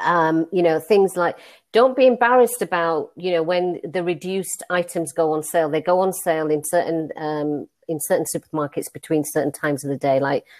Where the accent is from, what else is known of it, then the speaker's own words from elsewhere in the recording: India; Hey, I'm Indian. I cook curry, so everybody loved curry.